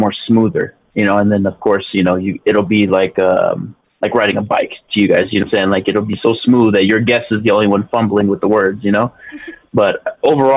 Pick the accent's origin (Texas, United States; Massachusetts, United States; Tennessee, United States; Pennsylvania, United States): Texas, United States; El Paso; Born and raised in El Paso.